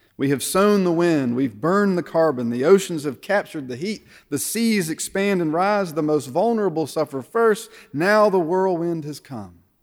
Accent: United States; As American Christians

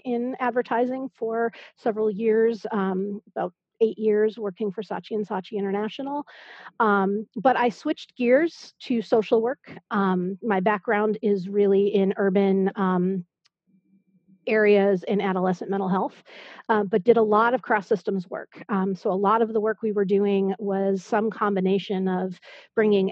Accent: Berkeley, California, United States; also born or lived in Boston / New York / Iowa; now in Maryland/DC area, United States; I grew up in the San Francisco Bay Area

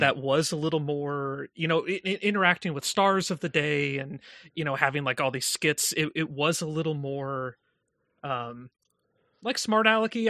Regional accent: Indiana, United States; moved away as an adult; now in New York, United States; when I moved to New York from my hometown in Indiana

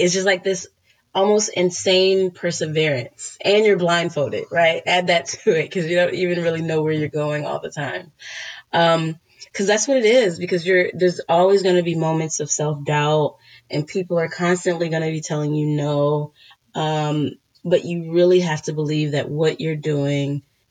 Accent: Washington, District of Columbia, United States; I was born in Washington, D.C.

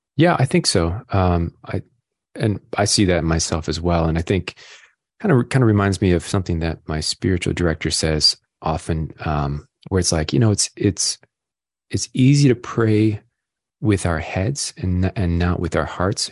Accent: Rochester, New York, United States; I grew up in Rochester, New York

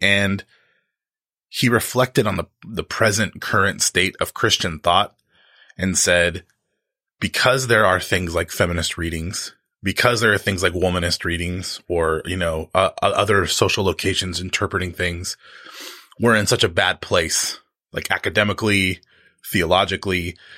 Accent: United States; my social location as an American

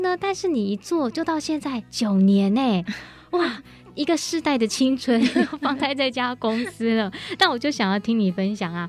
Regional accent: Hsinchu, Taiwan; 那我的老家也是在新竹嘛

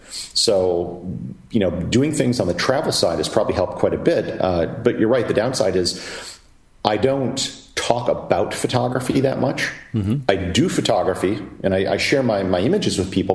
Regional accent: Wisconsin, United States; moved away as an adult; originally from Wisconsin, uh, proud part owner of the Green Bay Packers

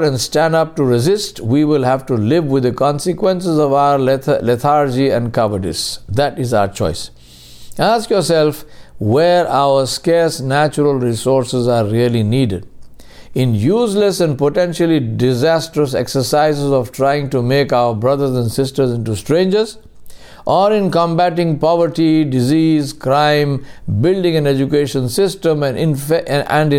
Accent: India; Being Indian meant that I was equal to every other Indian

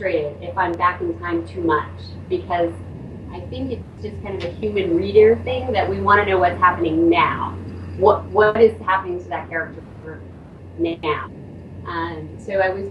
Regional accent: Oklahoma, United States; now in Bay Area, United States; I grew up predominantly in Oklahoma

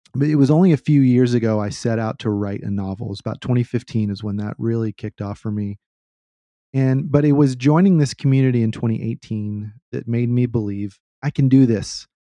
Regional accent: Austin, Texas, United States; I grew up in Austin and the motto here is keep Austin weird

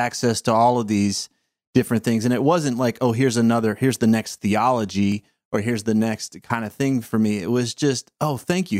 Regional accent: the South, United States; I was raised in the South

